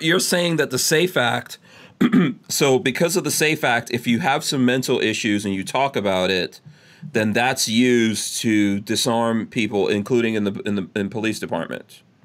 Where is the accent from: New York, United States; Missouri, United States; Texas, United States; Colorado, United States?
New York, United States; New York City; I grew I grew up in New York City